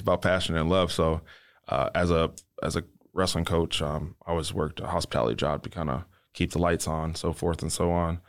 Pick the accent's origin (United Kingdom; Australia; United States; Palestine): United States; Detroit, Michigan; moved away; I'm not from here, I'm from Detroit, Michigan